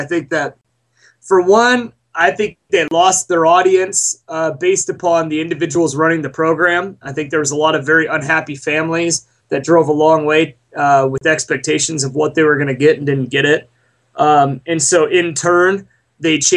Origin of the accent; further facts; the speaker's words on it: Montana, United States; also born or lived in Southern California; now in Idaho, United States; growing up in Montana and being out here in Idaho